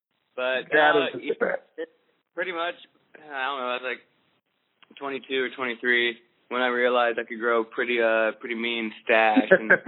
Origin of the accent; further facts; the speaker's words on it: Missouri, United States; also as well from Missouri